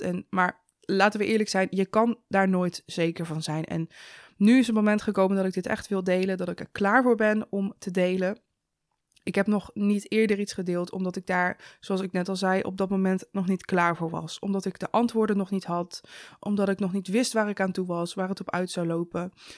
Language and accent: Dutch; Zevenaar, Gelderland, Netherlands; door die omgeving waar ik ben opgegroeid